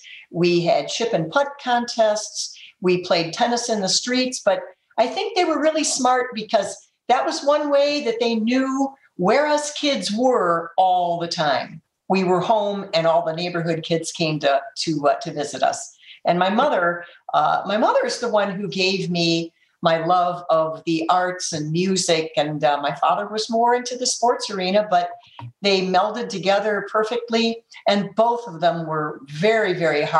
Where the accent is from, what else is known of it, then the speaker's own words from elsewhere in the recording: Detroit, Michigan, United States; I grew up in Detroit.